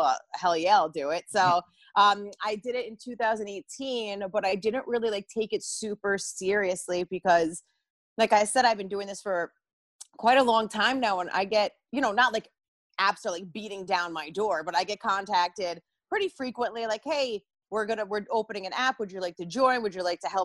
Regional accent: New Jersey, United States; I'm from North Jersey

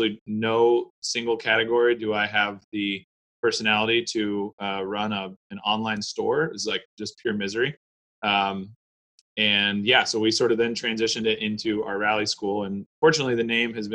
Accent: Austin, Texas, United States; accent: Texas; I grew up in Austin and I was probably 13, I think, when I started playing in a punk rock and hardcore bands here in town

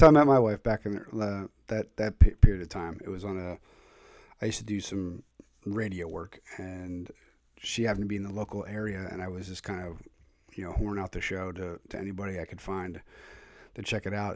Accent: Philadelphia, Pennsylvania, United States; now in Connecticut, United States; I grew up in the Northeast. Uh, Oxford Circle is where I was early years.

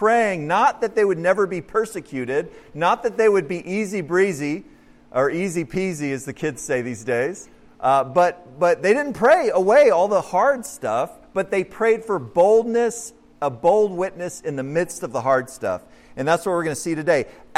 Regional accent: Cleburne, Texas, United States; the Episcopal Church that we actually went to when we were just little kids up in Cleburne outside of Fort Worth

